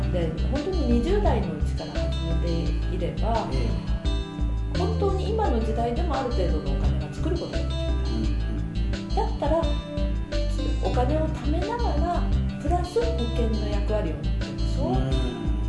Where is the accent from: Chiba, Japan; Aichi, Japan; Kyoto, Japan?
Aichi, Japan; Nagoya; 名古屋人なものですから